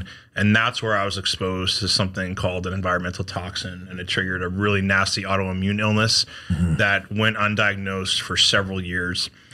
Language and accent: English; Connecticut, United States; accent: New York; moved away as an adult; now in South Carolina, United States; I grew up in Connecticut, right outside New York City